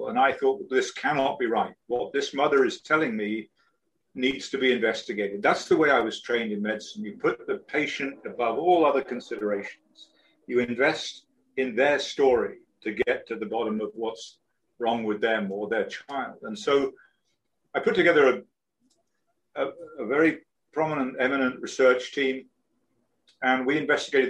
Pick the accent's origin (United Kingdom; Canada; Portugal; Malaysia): United Kingdom; moved away as an adult; also born or lived in London; now in Florida Keys, United States; I'm British, and I live at the moment. I live on a sailboat. I'm down in the Florida Keys